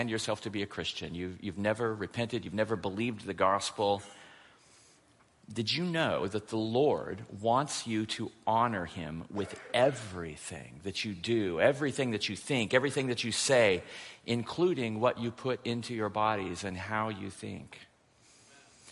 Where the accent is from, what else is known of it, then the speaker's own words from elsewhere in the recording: Portland, Oregon, United States; I'm from Portland, Oregon